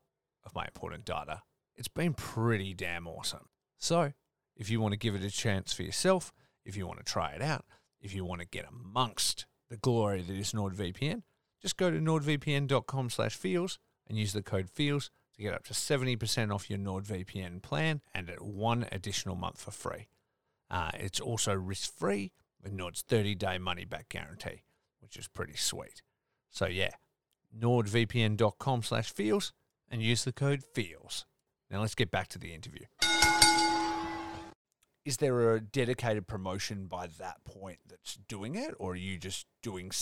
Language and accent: English; Australia; as an Australian